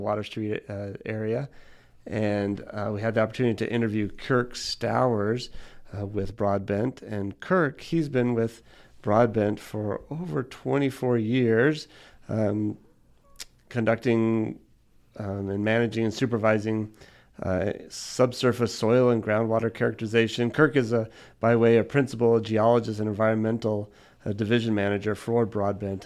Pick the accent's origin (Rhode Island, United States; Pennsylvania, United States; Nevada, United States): Nevada, United States; Henderson; also born or lived in Toronto, Canada; I'm from Henderson.